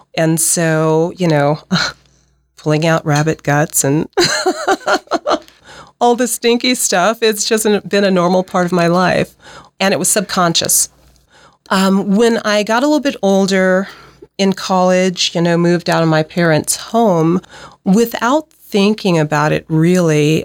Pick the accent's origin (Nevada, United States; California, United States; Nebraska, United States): Nebraska, United States; also born or lived in Pacific Northwest; I'm from Nebraska.